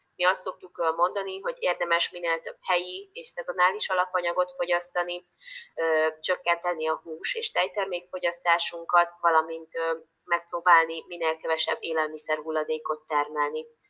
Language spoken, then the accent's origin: Hungarian; Hungary; now in Budapest, Hungary; én vidéki vagyok alapvetően